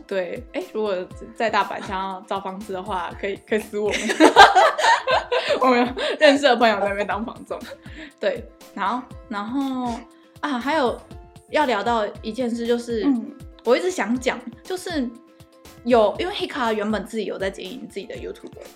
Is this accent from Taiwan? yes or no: yes; Taiwan; accent: Taiwanese accent; moved away; 我们台湾人都会一直觉得说